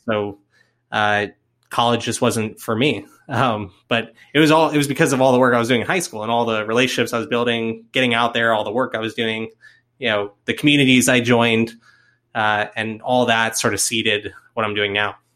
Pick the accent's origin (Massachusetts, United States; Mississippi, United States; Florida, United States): Florida, United States; now in Atlanta, United States; am from Florida originally